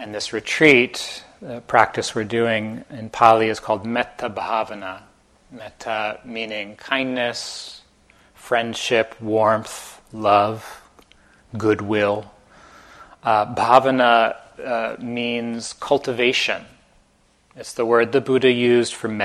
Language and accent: English; New Jersey, United States; moved away as an adult; also born or lived in Amherst, Massachusetts; I grew up in Jersey about 3.5 hours south of here in North Jersey.